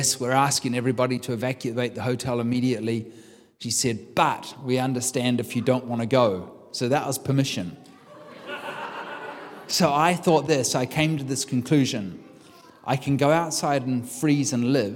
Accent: New Zealand; moved away as an adult; now in United States; I'm from New Zealand. I've been here for 15 years in the United States.

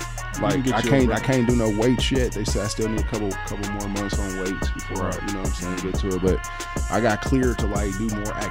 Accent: California, United States; I was like, nigga, I know I'm from Cali.

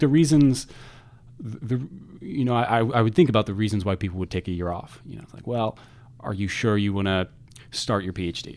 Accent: Redmond, Washington, United States; moved away as an adult; also born or lived in Providence, Rhode Island; now in Chicago, United States; I was in Redmond, the Greater Redmond area, up until the end of high school

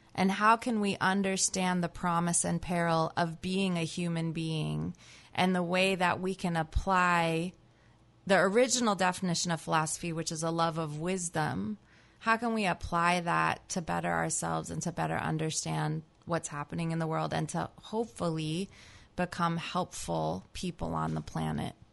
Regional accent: New Jersey, United States; moved away as an adult; also born or lived in California; now in Berkeley, United States; I grew up in New Jersey, actually

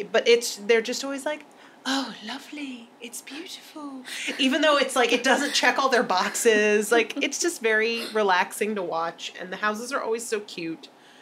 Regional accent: United Kingdom; But we're British, so we're going to be really polite about it.

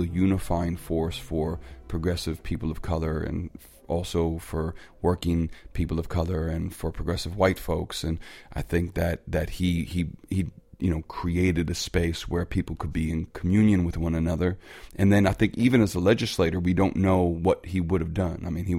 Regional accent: Chicago, Illinois, United States; being a Chicagoan

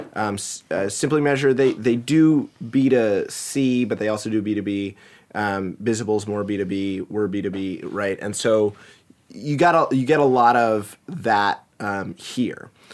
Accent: Montgomery County, Maryland, United States; also born or lived in Washington, D.C.; now in Seattle, United States; I was born and raised in the Washington, D C area. So Montgomery County, Maryland was where I was hail from

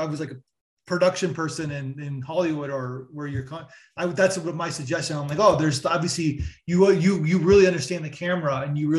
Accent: Canada; moved away as an adult; also born or lived in New York City; I'm Canadian, so it's not the same thing, but I'm from a very small town in Canada

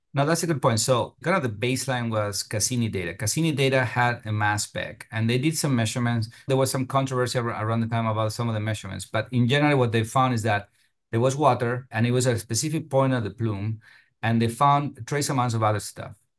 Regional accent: Argentina; moved away as an adult; also born or lived in Europe; now in United States; I'm from Argentina originally

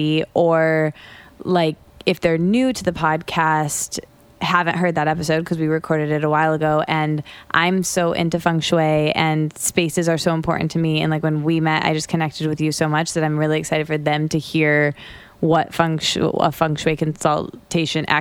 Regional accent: Michigan, United States; moved away as an adult; also born or lived in Detroit; now in New York, United States; I went to college in a college town that I grew up in Michigan. And I'd never lived outside of the Midwest, outside of Michigan

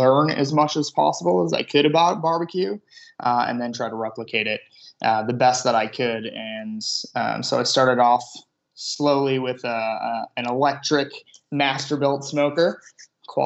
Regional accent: Illinois, United States; growing up in Illinois

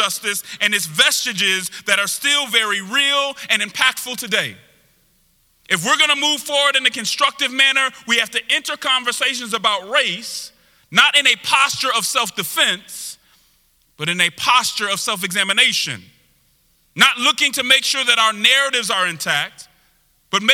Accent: Denver, Colorado, United States; I'm originally from Denver, Colorado. And so I was raised in a very diverse group of people

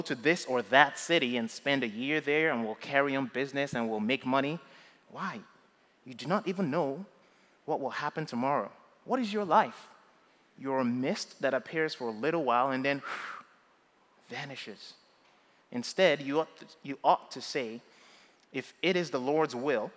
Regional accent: Nigeria; moved away as an adult; now in United States; when I was growing up in Nigeria

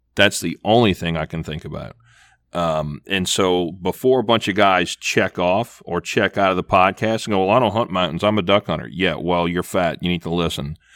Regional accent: Louisiana, United States; I'm from the flatlands of Louisiana, below sea level

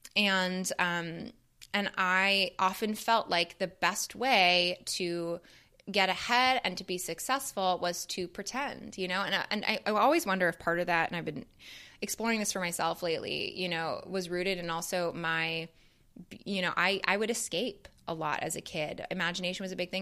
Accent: Canada; I grew up in Canada

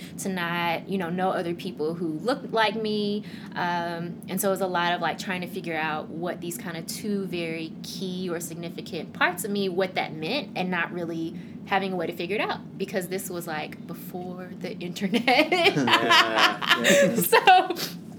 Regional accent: Memphis, Tennessee, United States; moved away as an adult; also born or lived in Korea / Wisconsin; now in Beltsville, United States; I am Korean American, so born in Korea, adopted to the U.S. to a white family, a white couple. And I grew up in Memphis, Tennessee

